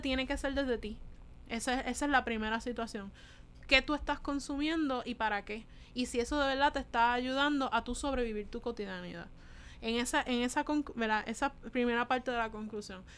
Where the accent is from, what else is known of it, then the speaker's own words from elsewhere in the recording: Puerto Rico; nosotros los necesitábamos como puertorriqueños